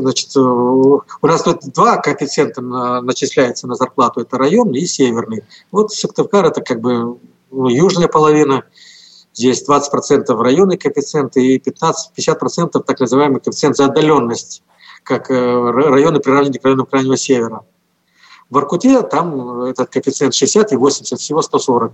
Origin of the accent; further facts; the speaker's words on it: Komi Republic, Russia; я здесь родился и вырос